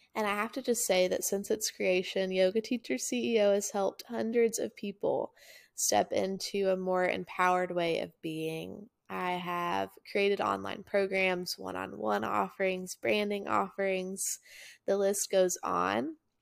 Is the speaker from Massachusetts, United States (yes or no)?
no; Chattanooga, Tennessee, United States; also born or lived in Murfreesboro, Tennessee; My hometown's Chattanooga, Tennessee